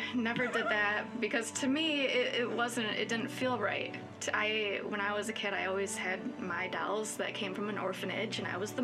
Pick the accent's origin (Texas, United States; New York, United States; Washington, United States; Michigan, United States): Michigan, United States; Hudsonville; also born or lived in Grand Rapids; I grew up in Hudsonville, lived in Grand Rapids for a while